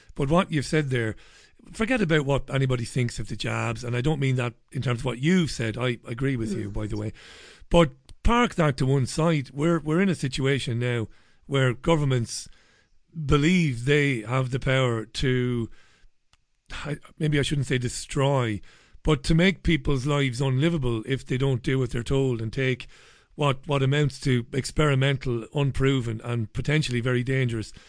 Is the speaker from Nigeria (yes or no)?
no; Waterford, Munster, Ireland; moved away; I grew up in Ballybeg in Waterford.